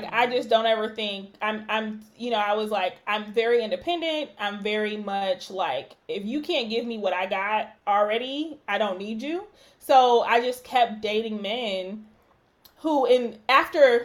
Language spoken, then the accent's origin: English; Nigeria; I'm Nigerian